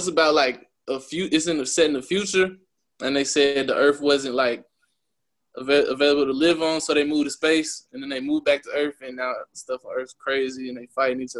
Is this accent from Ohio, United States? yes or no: no; California, United States; also born or lived in Oklahoma; because I'm really from California. That's where I was at first, and then moved to Oklahoma.